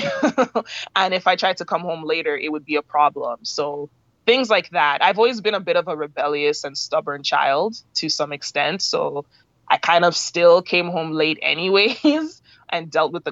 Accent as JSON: {"language": "English", "country": "Canada", "tie": "born or raised there", "said": "My parents are from Nigeria, but I was born and raised, brought up in Canada"}